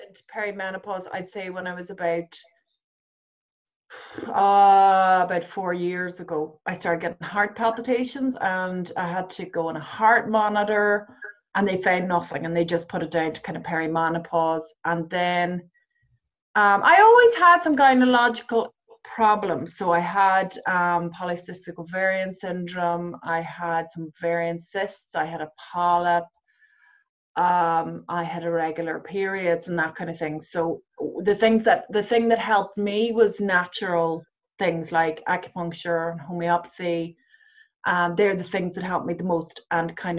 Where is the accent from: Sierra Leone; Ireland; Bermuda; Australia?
Ireland; as Irish women